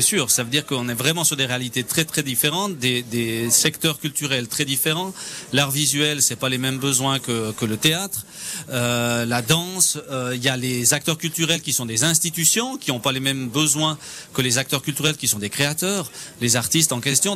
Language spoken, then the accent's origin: French; Fully, Valais, Switzerland; je viens de Fuyon